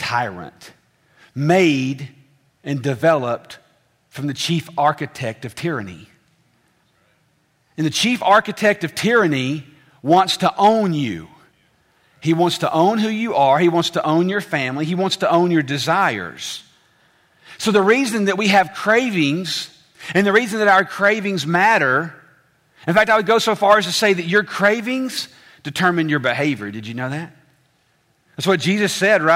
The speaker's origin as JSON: {"language": "English", "region": "the South", "country": "United States"}